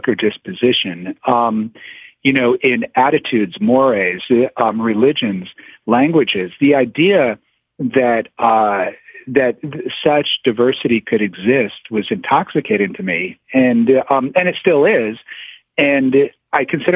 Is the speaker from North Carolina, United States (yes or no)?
no; Toledo, Ohio, United States; moved away; I was born in Toledo, Ohio